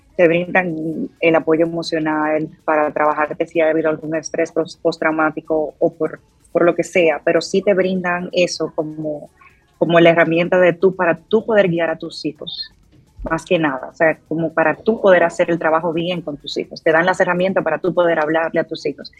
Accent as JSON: {"language": "Spanish", "country": "Dominican Republic", "moved": "yes", "said": "yo como dominicana"}